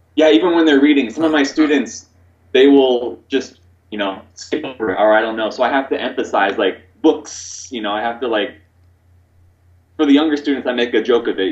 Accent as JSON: {"language": "English", "region": "Oregon", "country": "United States", "also_born_or_lived": "Korea", "first_language": "English", "moved": "as an adult", "lives_now": "Taiwan", "said": "I'm from America originally. I'm from Oregon, which is on the west coast."}